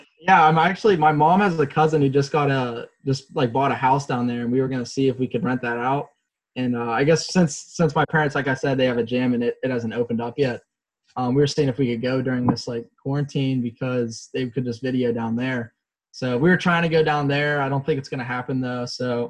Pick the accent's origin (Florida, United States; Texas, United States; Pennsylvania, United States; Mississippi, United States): Pennsylvania, United States; born or raised there; also born or lived in Germany / New York